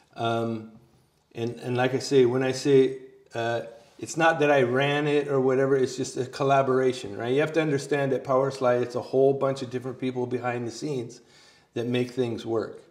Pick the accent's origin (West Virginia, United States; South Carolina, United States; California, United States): California, United States; moved away; I'm originally from California